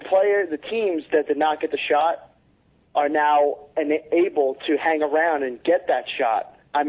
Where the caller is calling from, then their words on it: Middletown, New Jersey, United States; I'm calling from Middletown, New Jersey.